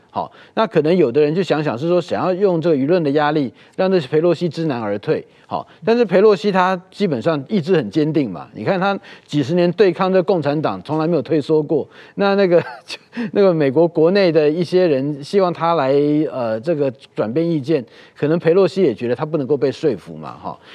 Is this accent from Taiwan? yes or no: yes; Taiwan; 怎么样让我们的台湾人民哈很优雅的